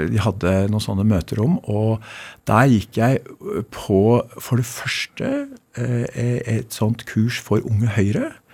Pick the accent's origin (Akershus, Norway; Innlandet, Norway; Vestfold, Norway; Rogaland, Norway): Akershus, Norway; Bærum; born or raised there